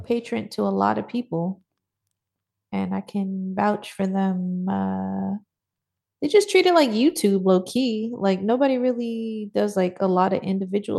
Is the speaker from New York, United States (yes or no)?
yes; New York, United States; growing up in New York